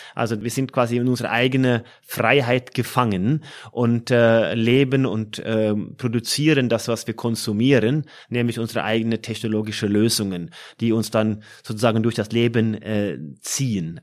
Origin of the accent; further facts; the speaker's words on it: Norway; moved away as an adult; now in Frankfurt, Germany; meiner Heimat Norwegen